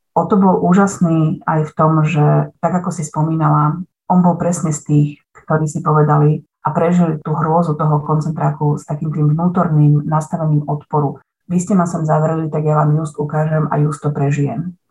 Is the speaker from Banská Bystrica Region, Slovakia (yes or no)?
yes; Lučenec, Banská Bystrica Region, Slovakia; Ona je rovnako ako ja rodáčka z Lučenca